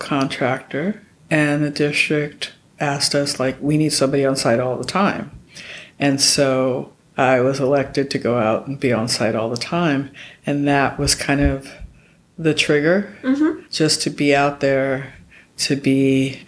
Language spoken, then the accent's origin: English; New York City, New York, United States; moved away; I grew up in New York